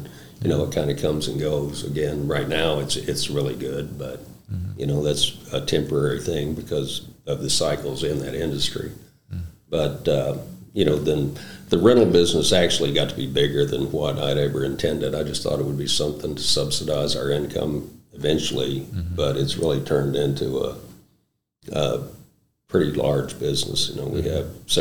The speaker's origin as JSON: {"language": "English", "region": "West Virginia", "country": "United States", "tie": "born or raised there", "also_born_or_lived": "Utah", "moved": "as an adult", "lives_now": "Southern Illinois, United States", "said": "I'm originally from West Virginia. I left West Virginia, was born and raised in West Virginia"}